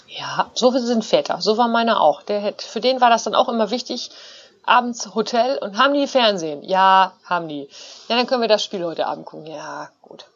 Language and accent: German; North Rhine-Westphalia, Germany; now in Münsterland, Germany; in Ostwestfalen, wo ich herkomme